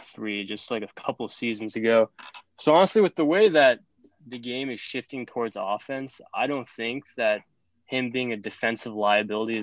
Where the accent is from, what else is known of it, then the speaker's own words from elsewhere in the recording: the Bay Area, California, United States; I'm from the Bay.